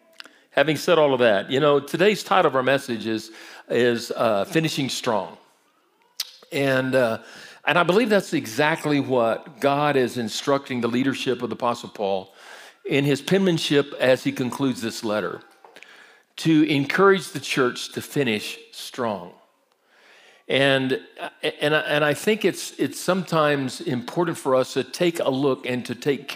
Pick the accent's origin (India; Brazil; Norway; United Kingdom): Brazil; I grew up in Brazil. My parents were missionaries, so I speak fluent Portuguese.